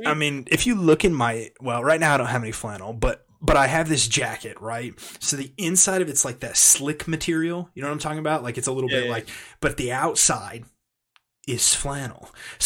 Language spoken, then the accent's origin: English; Kansas, United States; I grew up in Kansas